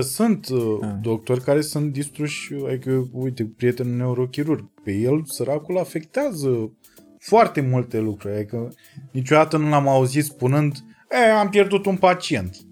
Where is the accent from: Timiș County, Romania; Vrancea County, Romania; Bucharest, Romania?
Vrancea County, Romania; Focșani; Sunt om simplu din Focșa